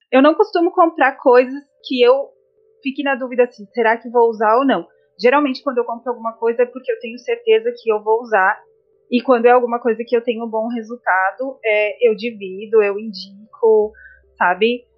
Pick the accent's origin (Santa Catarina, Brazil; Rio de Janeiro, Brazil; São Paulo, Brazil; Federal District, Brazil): Santa Catarina, Brazil; São Joaquim; also born or lived in Santo André; now in Florianópolis, Brazil; eu sou de Santo André, né? Morei em Santo André até os meus quatro anos. Fui embora para São Joaquim, na a terra da neve, muitas pessoas já devem ter visto, né, na televisão, São Joaquim, Santa Catarina.